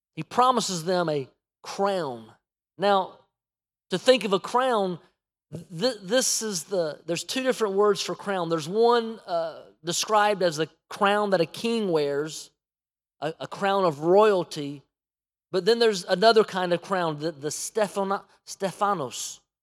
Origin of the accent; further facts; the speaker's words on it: United States; we as an American church